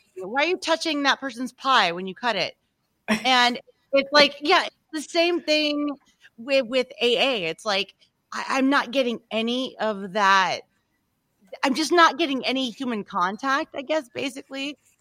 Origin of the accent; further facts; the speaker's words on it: Louisiana, United States; moved away; I'm from Louisiana